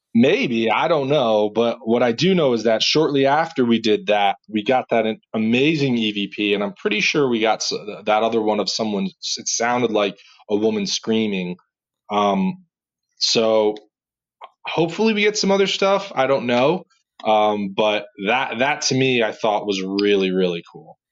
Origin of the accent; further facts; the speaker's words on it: New Jersey, United States; I'm just from Jersey